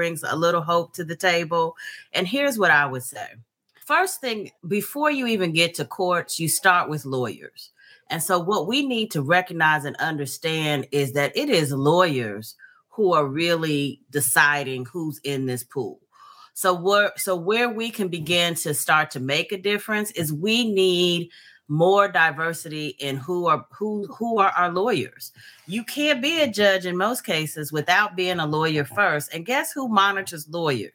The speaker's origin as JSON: {"language": "English", "region": "Missouri", "country": "United States", "said": "my home state of Missouri, where I'm licensed to practice law"}